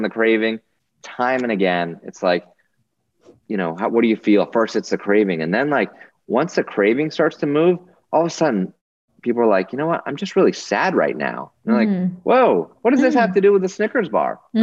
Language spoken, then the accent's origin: English; Newtown, Connecticut, United States; my hometown of Newtown, Connecticut